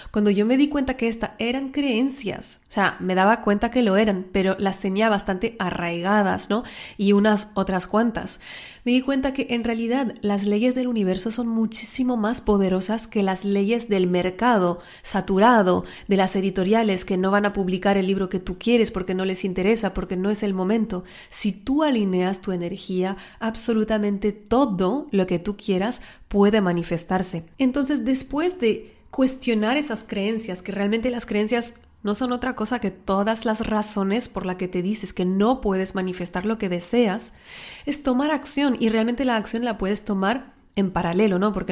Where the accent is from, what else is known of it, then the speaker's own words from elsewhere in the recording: France; Spanish is a second language; also born or lived in Mexico; Las que no me conocéis, soy francesa, aunque el acento parece de Latinoamérica, una mezcla rara. Viví en México un tiempo.